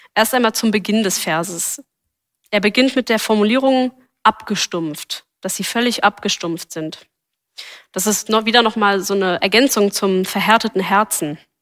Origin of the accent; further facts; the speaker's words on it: Berlin, Germany; Ich bin als Gemeindekind in Berlin aufgewachsen